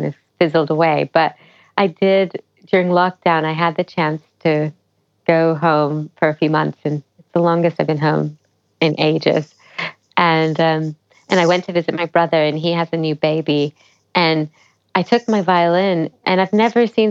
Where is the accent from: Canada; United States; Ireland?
United States; Memphis, Tennessee; moved away; I'd done Indian music at home, like kind of in my hometown, but never to a great degree because we didn't really have a really solid Indian performing arts culture in Memphis, Tennessee